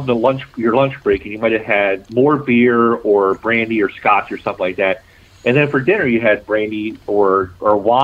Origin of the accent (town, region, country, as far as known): Baltimore, Maryland, United States; born or raised there; accent: Baltimore